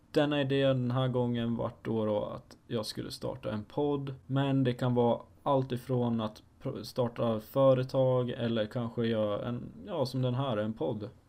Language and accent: Swedish; Falun, Dalarna County, Sweden; Jag är 19 år gammal och jag kommer från Falun, en liten by i Dalarna